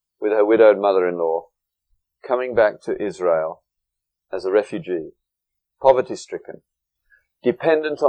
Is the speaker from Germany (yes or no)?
no; England, United Kingdom; moved away; when I went to school in England